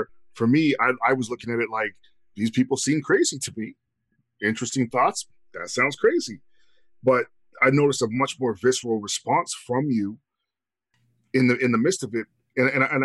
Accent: Canada; being Canadian, I don't have that part of my history

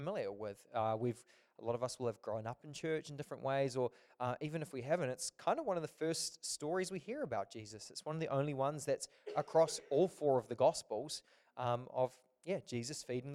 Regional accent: Auckland, New Zealand; I'm from Auckland.

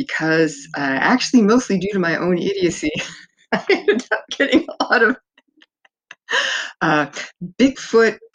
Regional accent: Fresno, California, United States; I was born in Fresno, California, and spent in the 1960s, early 60s, and we always had a lot of family up in the mountains

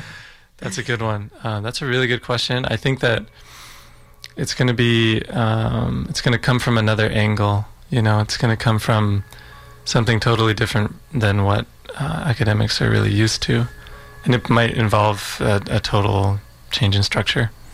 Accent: Utah, United States; I was born in Utah um, in the States.

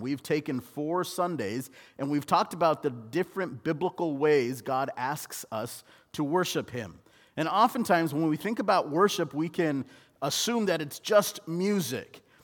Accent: Southern California, United States; growing up in Southern California, Christmas plays in church, dad, uh, was always cast

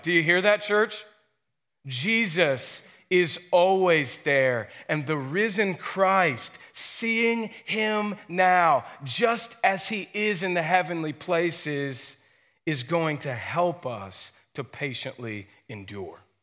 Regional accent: Stockbridge, Georgia, United States; I grew up in Stockbridge, a, a bit north, at the north end of Henry County

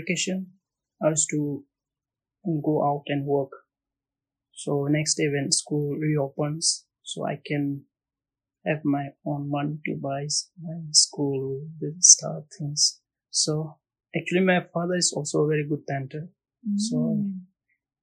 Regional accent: Bhutan; moved away as an adult; now in Maldives; I'm from Bhutan.

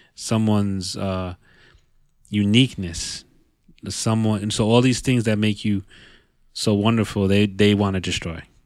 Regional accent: Yonkers, New York, United States; born and raised in, in New York C, in the New York City area, you know, 'cause all of us, we, we spend a lot of time in the city. Even though we're from Yonkers

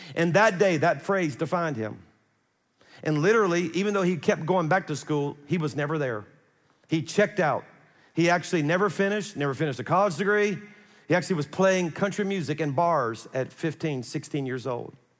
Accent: South Louisiana, United States; I'm from South Louisiana

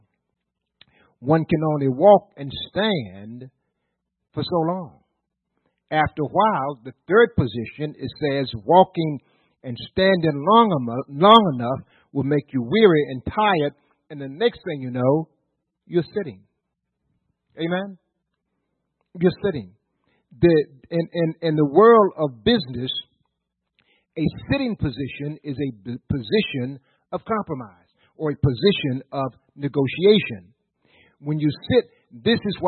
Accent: Virginia, United States; we're from Virginia

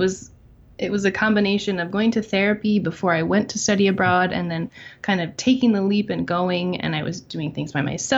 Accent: Phoenixville, Pennsylvania, United States; moved away as an adult; also born or lived in Philadelphia, Pennsylvania; now in western Pennsylvania, United States; I was born and raised in Phoenixville. Lived there my whole life

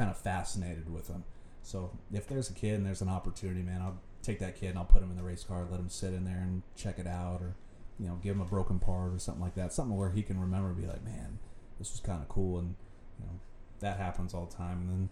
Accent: Brownsburg, Indiana, United States; now in Pittsboro, United States; So I live currently in Pittsburgh, but I grew up in Brownsburg.

